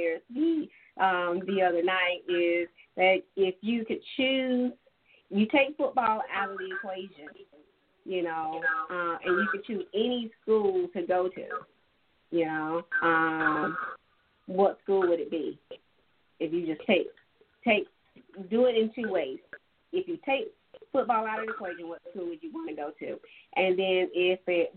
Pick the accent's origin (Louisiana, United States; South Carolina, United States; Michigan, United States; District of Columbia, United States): South Carolina, United States; Dillon County; moved away as an adult; growing up in Dillon County